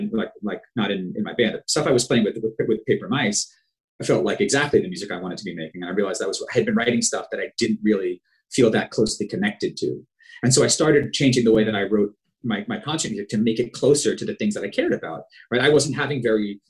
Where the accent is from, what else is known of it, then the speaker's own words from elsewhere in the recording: Long Island, New York, United States; I was from Long Island.